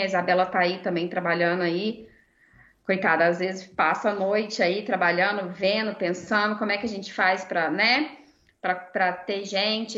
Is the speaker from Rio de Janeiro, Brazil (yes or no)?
no; Goiânia, Goiás, Brazil; eu sou de Goiânia